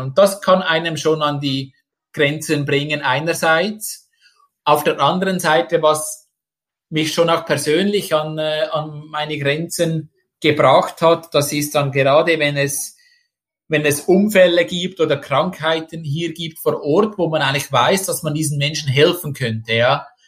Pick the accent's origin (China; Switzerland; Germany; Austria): Switzerland; moved away as an adult; now in Indonesia; ich als Schweizer